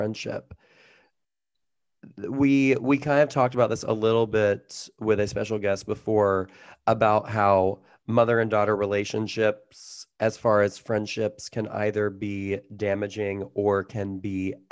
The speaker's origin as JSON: {"language": "English", "region": "Georgia", "country": "United States", "said": "we're from Georgia"}